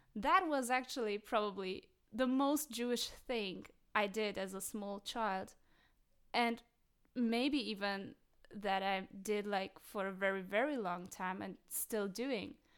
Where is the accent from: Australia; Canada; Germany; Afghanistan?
Germany; Berlin; growing up in West Berlin in a German kindergarten